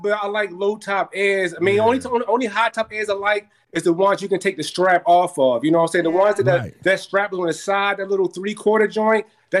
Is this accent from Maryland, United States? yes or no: yes; Baltimore, Maryland, United States; now in Killeen, United States; I'm from Baltimore. I live in Texas now. My family back in Maryland.